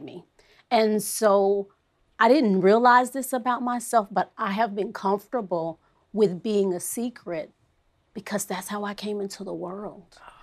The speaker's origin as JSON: {"language": "English", "town": "Fort Worth", "region": "Texas", "country": "United States", "said": "I am from Fort Worth, Texas"}